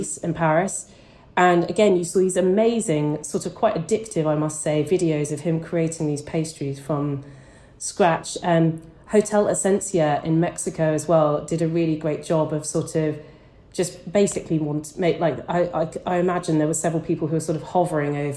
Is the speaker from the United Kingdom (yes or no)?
yes; United Kingdom; I'm British